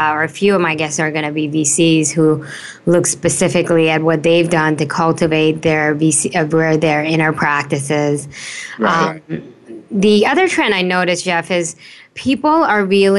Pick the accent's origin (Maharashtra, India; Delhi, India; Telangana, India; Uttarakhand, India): Delhi, India; now in United States; I was born in Delhi. And I was spend most of my younger life in India.